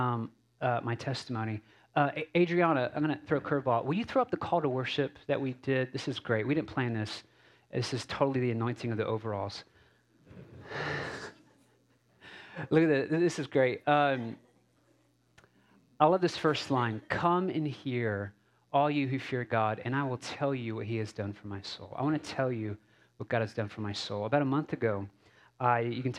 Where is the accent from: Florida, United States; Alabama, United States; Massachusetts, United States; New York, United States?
Massachusetts, United States; Cape Cod and the Boston, New Bedford, Hyannis area; moved away; also born or lived in Texas; I grew up in Cape Cod and the Boston, New Bedford, Hyannis area